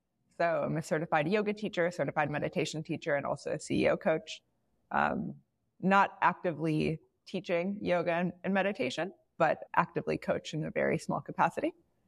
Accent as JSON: {"language": "English", "area": "outside Chicago", "region": "Illinois", "country": "United States", "tie": "born or raised there", "moved": "yes", "lives_now": "Bay Area, United States", "said": "So I grew up outside Chicago. And maybe it's like a little bit of a Midwest thing or whatever it may be. I'm currently in the Bay Area."}